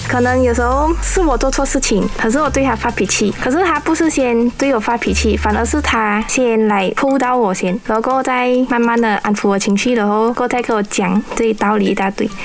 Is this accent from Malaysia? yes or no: yes; Bukit Mertajam, Penang, Malaysia; 我是来自大三角丙宁的